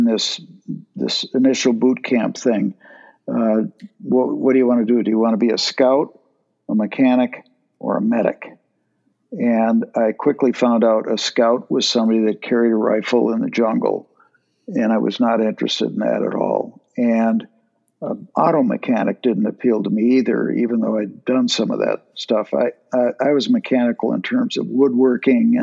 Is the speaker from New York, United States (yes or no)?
no; St. Cloud, Minnesota, United States; I grew up in St. Cloud, Minnesota, one of six